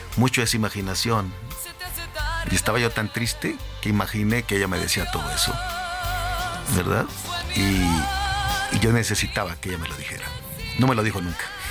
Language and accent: Spanish; Torreón, Coahuila, Mexico; moved away as an adult; yo soy de Torreón